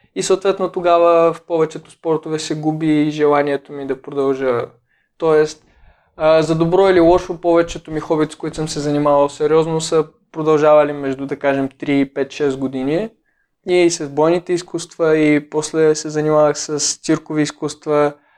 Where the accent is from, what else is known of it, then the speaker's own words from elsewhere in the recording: Sopot, Plovdiv Province, Bulgaria; в града, в който израснах в Сопот